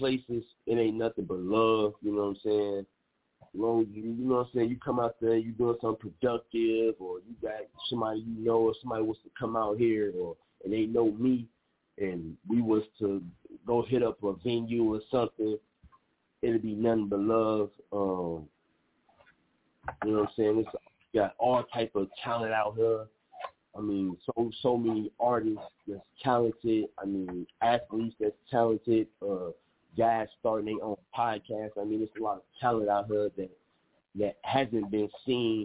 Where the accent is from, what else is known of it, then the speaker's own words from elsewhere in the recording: East Chicago, Indiana, United States; I'm from East Chicago